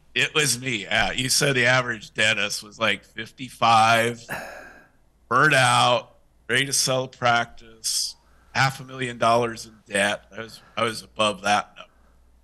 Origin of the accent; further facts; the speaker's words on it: Ireland; And, you know, being an Irishman, you know, you can't pass up a free offer.